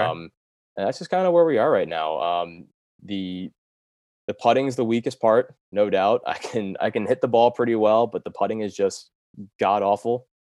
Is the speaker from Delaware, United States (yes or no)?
yes; Delaware, United States; moved away as an adult; also born or lived in Pennsylvania / outside Manhattan, New York; I'm from Delaware originally